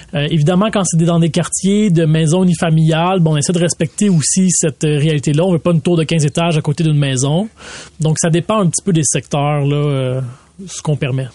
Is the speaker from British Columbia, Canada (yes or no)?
no; Laval, Quebec, Canada; j'ai grandi à Vimont.